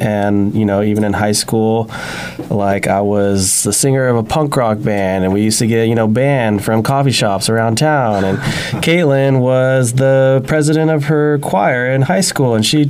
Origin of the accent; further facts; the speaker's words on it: Santa Maria, California, United States; I'm from Santa Maria